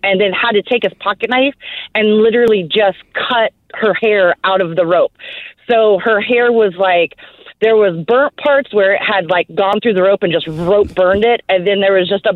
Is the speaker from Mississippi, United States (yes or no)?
no; Arizona, United States; moved away; I'm from originally from Arizona